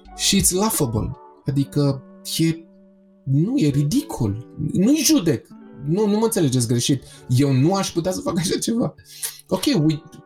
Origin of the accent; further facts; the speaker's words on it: Romania; faptul că sunt român.